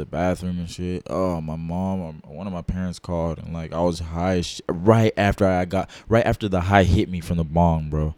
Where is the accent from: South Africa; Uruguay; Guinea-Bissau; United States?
United States; Dallas, Texas; I'm from Dallas, Texas